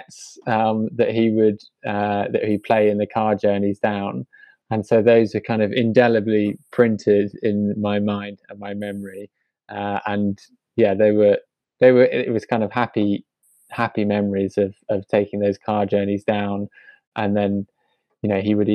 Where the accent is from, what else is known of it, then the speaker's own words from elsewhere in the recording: London, United Kingdom; also born or lived in Fulham / Clapham; I was born in West London and grew up for the first 5 years of my life in Fulham